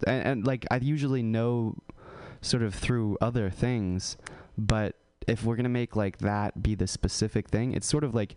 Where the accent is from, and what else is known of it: California, United States; born or raised there